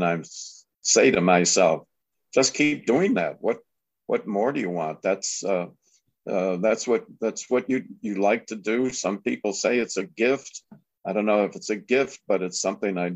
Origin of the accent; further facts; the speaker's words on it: Lombard, Illinois, United States; moved away as an adult; also born or lived in Chicago / Omaha / Miami / Long Beach; we moved from Chicago to this little town of Lombard, Illinois, 10,000 people, 20 miles west of Chicago. And we had this great idyllic childhood